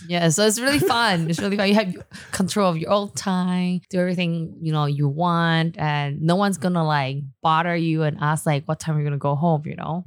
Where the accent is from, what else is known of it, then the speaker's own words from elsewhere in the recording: Taipei, Taiwan; also born or lived in Taichung / Shanghai; I actually grew up in born and raised in Da area